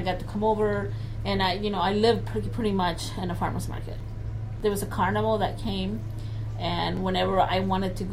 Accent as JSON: {"language": "English", "country": "El Salvador", "tie": "born or raised there", "moved": "yes", "lives_now": "Portland, United States", "said": "I grew up in El Salvador"}